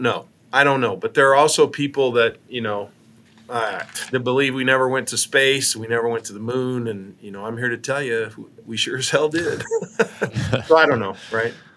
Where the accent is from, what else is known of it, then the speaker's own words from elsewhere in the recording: Ashland, Nebraska, United States; Ashland, Nebraska, between Omaha and Lincoln, which is my hometown